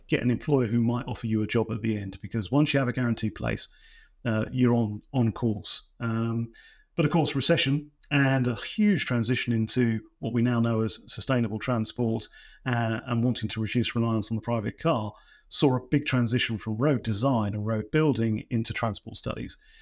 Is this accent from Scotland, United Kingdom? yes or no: no; East Anglia, East of England, United Kingdom; I'm from East Anglia